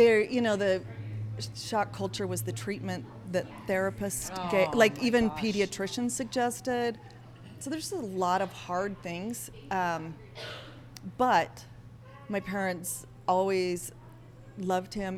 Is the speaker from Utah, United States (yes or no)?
yes; Salt Lake City, Utah, United States; also born or lived in Northern California; I grew up in Salt Lake. Okay. Most of us were born in California, but my parents moved here when I was little.